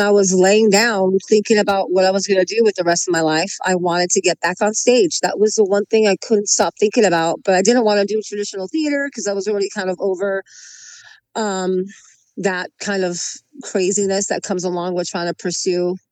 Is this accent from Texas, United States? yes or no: no; Long Beach, California, United States; Long Beach. I'm all Los Angeles all my life. Oh. I'm an LA native.